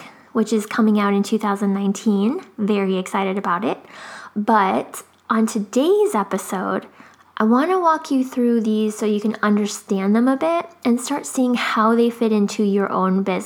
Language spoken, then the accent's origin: English; Chicago, Illinois, United States; also born or lived in Japan; now in Florida, United States; I grew up in Chicago